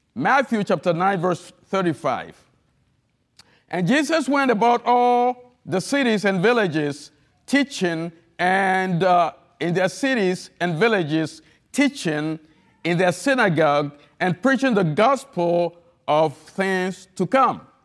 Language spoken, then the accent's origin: English; Togo; accent: heavy accent; English is a second language; moved away as an adult; also born or lived in Florida / New Orleans; now in United States; I'm not an American. I'm from the country of Togo, French speaking